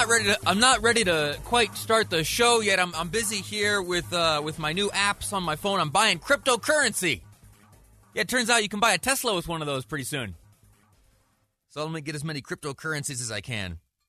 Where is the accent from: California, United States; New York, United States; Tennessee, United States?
New York, United States; now in Utah, United States; I grew up in Western New York. I grew up watching the Super Bowl in the Eastern time zone.